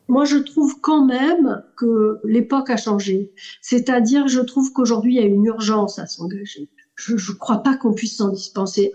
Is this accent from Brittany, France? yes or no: no; Marseille, Provence-Alpes-Côte d'Azur, France; also born or lived in Tunisia; Je suis née en Tunisie, mon père est sicilien, ma mère est corse, j'ai grandi à Marseille